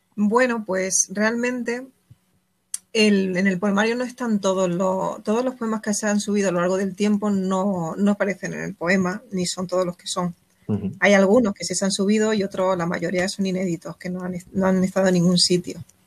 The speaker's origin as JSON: {"language": "Spanish", "town": "Órgiva", "region": "Andalusia", "country": "Spain", "said": "mi pueblo, en Órgiva, en la Alpujarra"}